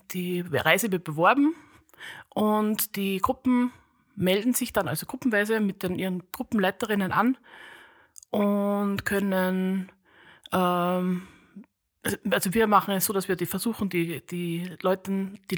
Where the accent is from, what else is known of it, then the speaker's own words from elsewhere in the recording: Upper Austria, Austria; Ich komme auch aus Österreich, aus also der Diözese Linz